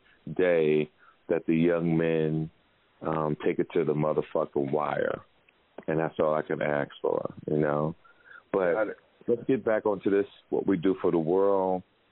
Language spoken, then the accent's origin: English; Jersey City, New Jersey, United States; St. Peter's from Jersey City, my hometown.